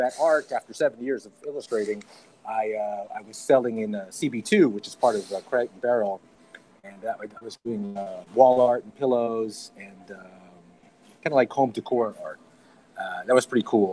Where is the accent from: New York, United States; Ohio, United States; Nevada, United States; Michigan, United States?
New York, United States; also born or lived in Las Vegas; now in Los Angeles, United States; I was born in New York. I live in Las Vegas, and then I moved back to New York, and now I live in Los Angeles